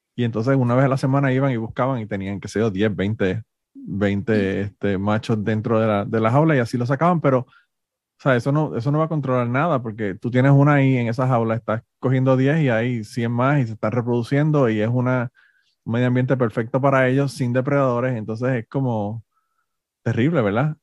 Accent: Puerto Rico; moved away as an adult; now in Florida, United States; me crié en Puerto Rico

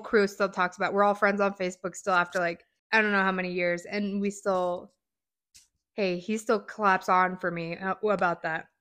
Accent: Spring Creek, Nevada, United States; I grew up in Spring Creek

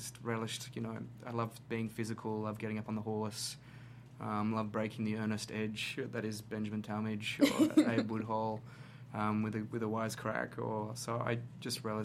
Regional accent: Australia; I was in Sydney, in my home country of Australia

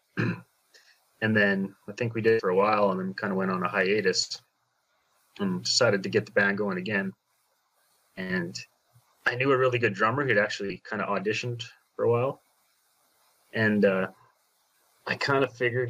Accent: Saskatchewan, Canada

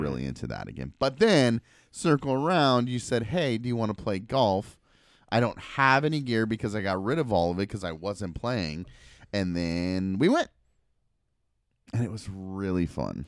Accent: Portland, Oregon, United States; I grew up in Southeast Portland

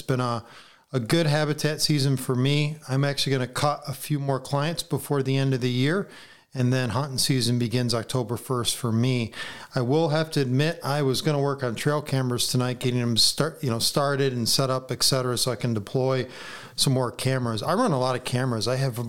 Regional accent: New York, United States; being a New Yorker

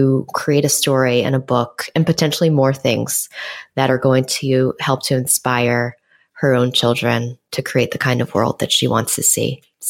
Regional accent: New York City, New York, United States; born or raised there; moved away as an adult; now in Los Angeles, United States

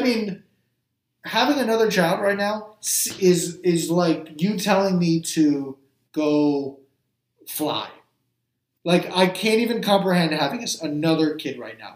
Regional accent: New Jersey, United States; I grew up in Jersey, so there's a lot of fishing off the Jersey Shore

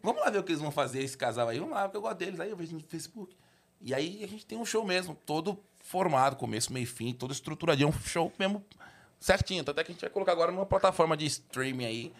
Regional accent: São Paulo, Brazil; also born or lived in Sapopemba, São Paulo; eu nasci no Tatuapé, eu, eu, eu, morei muitos anos lá

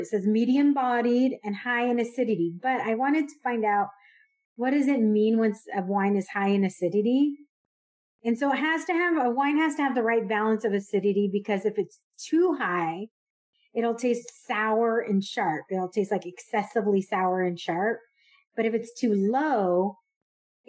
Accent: California, United States; moved away as an adult; also born or lived in Dallas, Texas; I grew up in California

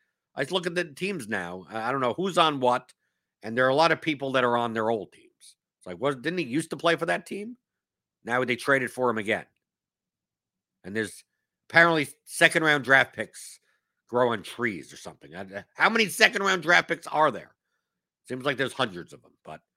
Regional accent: New York, United States; I've seen Hamilton here. I came from New York. I don't need that.

